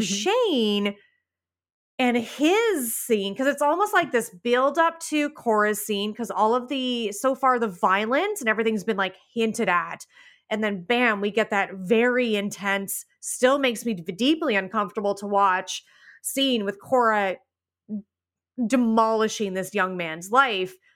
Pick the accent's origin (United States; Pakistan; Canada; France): Canada; I'm Canadian.